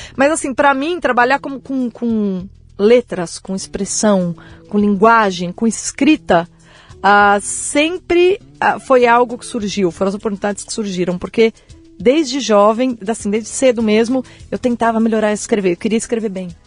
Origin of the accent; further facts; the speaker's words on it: São Paulo, Brazil; Eu nasci em São Paulo